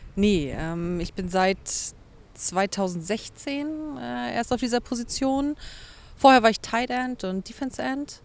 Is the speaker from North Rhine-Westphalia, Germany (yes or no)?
no; Schönberg, Mecklenburg-Vorpommern, Germany; moved away as an adult; now in Hamburg, Germany; Ursprünglich komme ich aus Mecklenburg-Vorpommern